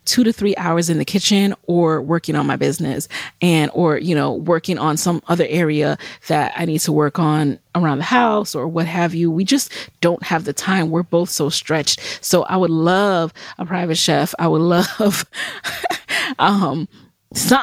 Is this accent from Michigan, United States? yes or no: no; New York City, New York, United States; also born or lived in Jamaica; I grew up in the Bronx.